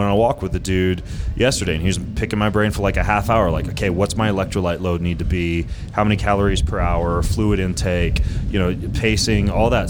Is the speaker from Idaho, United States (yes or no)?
yes; Lewiston, Idaho, United States; I grew up in Lewiston, Idaho